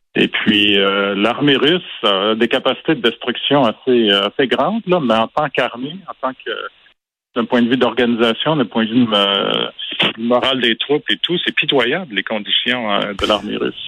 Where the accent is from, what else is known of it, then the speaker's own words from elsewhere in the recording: Quebec, Canada; j'ai grandi au Québec euh, dans les années 70, quand j'étais ado